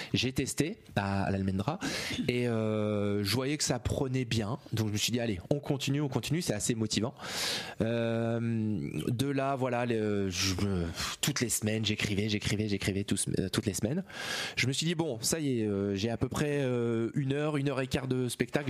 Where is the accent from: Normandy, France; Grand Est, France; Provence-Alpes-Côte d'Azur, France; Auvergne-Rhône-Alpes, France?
Normandy, France; Rouen; venant de, de des Hauts de Rouen